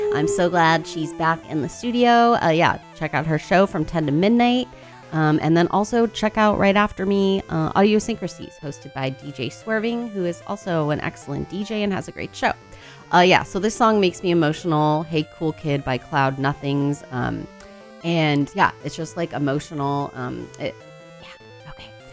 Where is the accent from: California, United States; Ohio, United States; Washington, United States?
California, United States; Oakland; I'm from Oakland, but my parents are from St. Louis, Missouri.